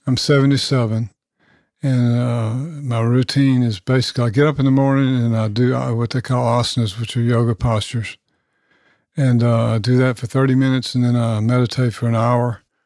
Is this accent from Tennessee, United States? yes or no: yes; Nashville, Tennessee, United States; I grew up in South Nashville off Franklin Road